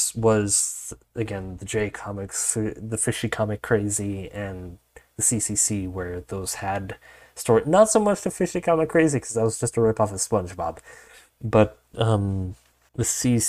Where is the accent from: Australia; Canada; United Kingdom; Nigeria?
Canada; Montreal, Quebec; born there; I was unfortunately, sadly born in Quebec, Montreal, which is arguably worse than being American.